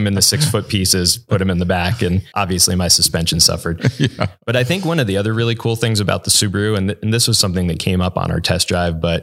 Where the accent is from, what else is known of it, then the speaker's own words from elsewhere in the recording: Northeast, United States; I grew up on the East Coast, so in the Northeast.